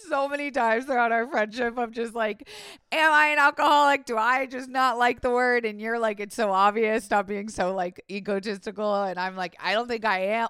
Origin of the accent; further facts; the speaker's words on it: Florida, United States; I was raised in Florida